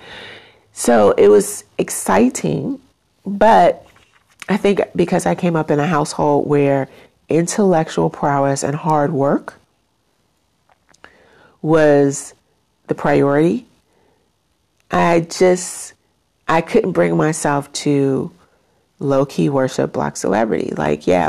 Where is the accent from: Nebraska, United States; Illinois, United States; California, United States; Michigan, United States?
Illinois, United States; Chicago; as a kid growing up in Chicago in the 1980s